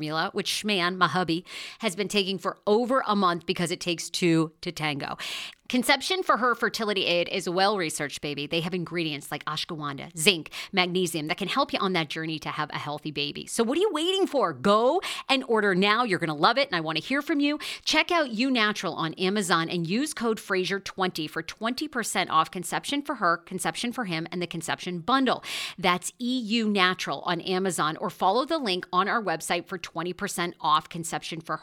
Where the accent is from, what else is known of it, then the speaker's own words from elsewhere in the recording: Maine, United States; my home state